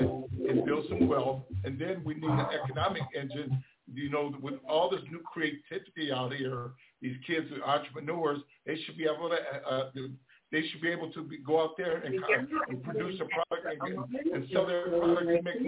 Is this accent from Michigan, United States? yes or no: yes; Detroit, Michigan, United States; I grew up in Detroit. I was born and raised in Black Bottom